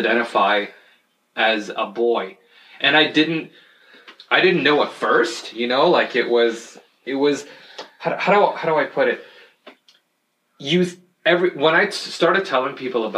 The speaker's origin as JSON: {"language": "English", "town": "Hamilton", "region": "Ontario", "country": "Canada", "tie": "born or raised there", "also_born_or_lived": "Jordan / Nova Scotia / Toronto", "said": "I say from Hamilton because that's where I grew up."}